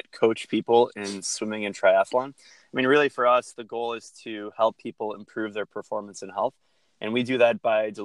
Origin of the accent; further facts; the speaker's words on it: Detroit, Michigan, United States; I'm from Detroit, Michigan, suburb of Detroit, born and raised.